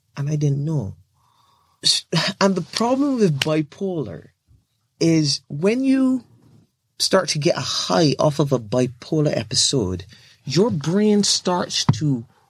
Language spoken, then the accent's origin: English; Barbados; now in United Kingdom; I'm from Barbados, that tiny little country